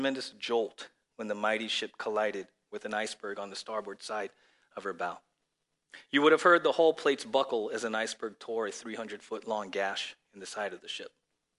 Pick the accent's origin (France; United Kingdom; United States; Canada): Canada; I first heard the phenomenal story of John Harper many years ago while growing up in Canada.